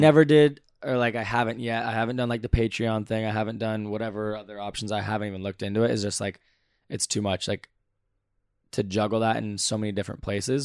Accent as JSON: {"language": "English", "town": "Valencia", "region": "California", "country": "United States", "said": "I'm from Valencia, California"}